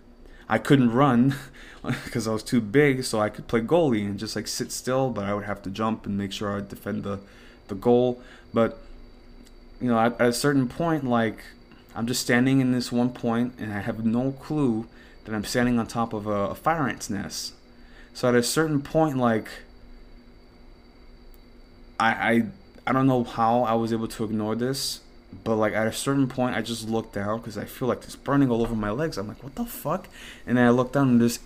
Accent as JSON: {"language": "English", "country": "United States", "also_born_or_lived": "Dominican Republic (ancestry)", "said": "I'm an American"}